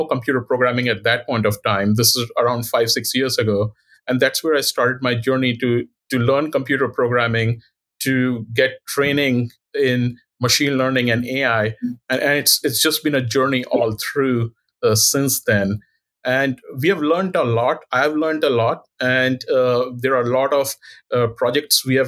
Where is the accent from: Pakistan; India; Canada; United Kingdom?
India; moved away as an adult; now in Cleveland, United States; I was born in India and I did my medical school training in India. And then subsequently, I came here in 2001.